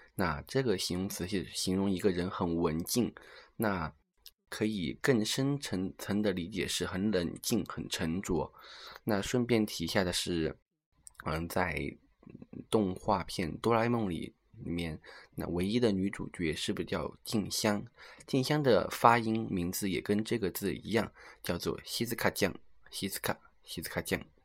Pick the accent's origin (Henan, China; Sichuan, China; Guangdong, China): Sichuan, China; 也算是我的了老乡吧，因为他是一个土生土长的四川人